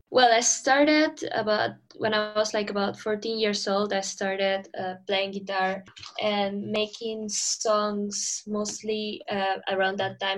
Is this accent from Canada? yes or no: no; Lima, Peru; moved away as an adult; now in London, United Kingdom; I'm originally from Lima